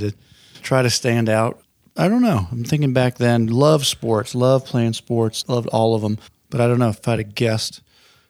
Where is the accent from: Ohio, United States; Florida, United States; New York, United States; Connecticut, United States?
Florida, United States; Pensacola; born there; also born or lived in Myrtle Beach / Spain / Nebraska / Colorado; my dad was an Air Force chaplain. So we moved typically every 3 years, lived all over the country. I was born in Pensacola, moved to Myrtle Beach, lived in Spain, moved to Nebraska, and then to Colorado, then to Florida.